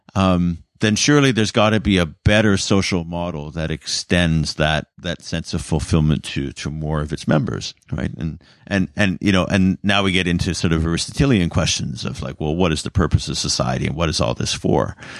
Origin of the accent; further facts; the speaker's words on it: Canada; as a Canadian